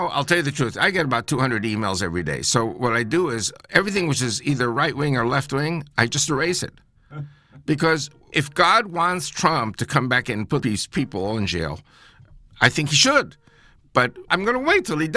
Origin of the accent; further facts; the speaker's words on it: United States; I'm American-born